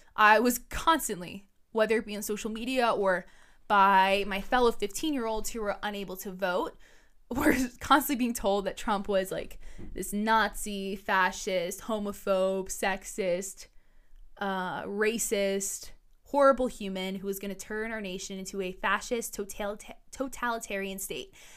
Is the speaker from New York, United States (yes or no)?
yes; New York City, New York, United States; I was born and raised in New York City